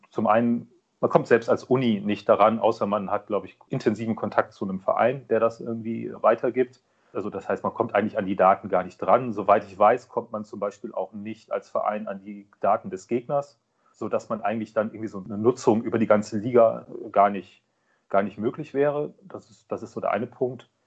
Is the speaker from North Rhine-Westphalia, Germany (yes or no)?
no; Kiel, Schleswig-Holstein, Germany; born there; Und ich bin gebürtiger Kieler, dann liegt der THW nahe.